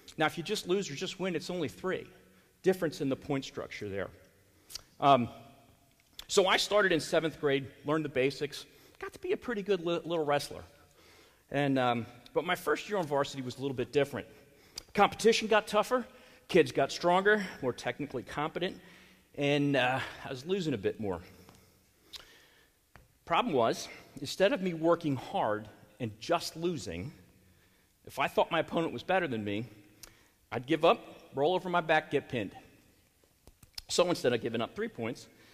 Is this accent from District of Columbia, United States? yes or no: no; Philadelphia, Pennsylvania, United States; moved away; I grew up in Philadelphia